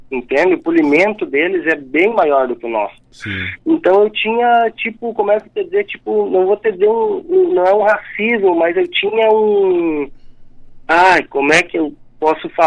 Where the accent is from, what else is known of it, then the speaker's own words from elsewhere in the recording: Rio Grande do Sul, Brazil; como eu nasci e me criei no Rio Grande do Sul, na, na fronteira